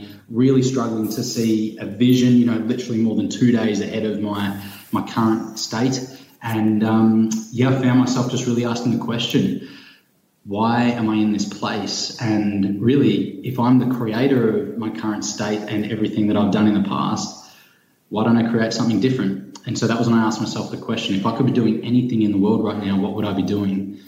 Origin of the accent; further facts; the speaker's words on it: Leongatha, Victoria, Australia; as a kid growing up in Leongatha, which is a little country town about an hour and a half southeast of Melbourne